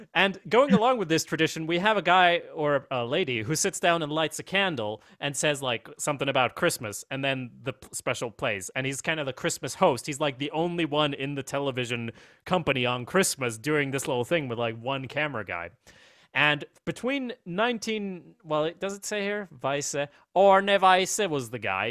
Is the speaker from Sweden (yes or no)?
yes; Sweden; I'm from Sweden